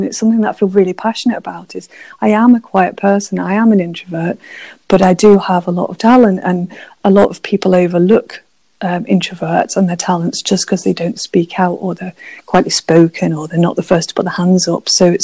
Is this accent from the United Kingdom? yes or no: yes; Manchester, North West England, United Kingdom; moved away as an adult; also born or lived in Highlands of Scotland; now in Scotland, United Kingdom; I grew up in Manchester, actually, in city